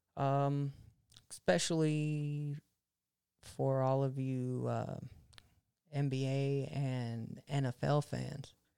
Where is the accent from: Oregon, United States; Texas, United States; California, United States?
California, United States; Monterey; now in Fresno, United States; I moved from Fresno to Monterey